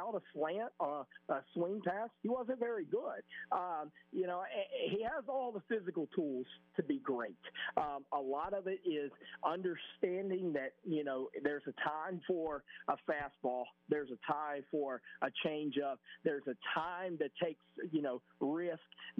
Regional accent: Mobile, Alabama, United States; growing up in Mobile

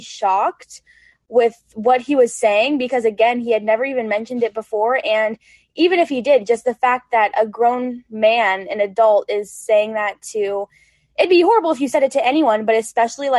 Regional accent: Colorado, United States; moved away; I'm from Colorado originally

